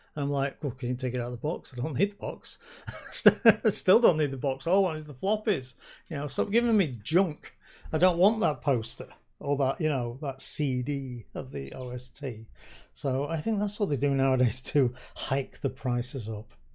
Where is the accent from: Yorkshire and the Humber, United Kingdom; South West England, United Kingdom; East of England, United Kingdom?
Yorkshire and the Humber, United Kingdom; I come from Yorkshire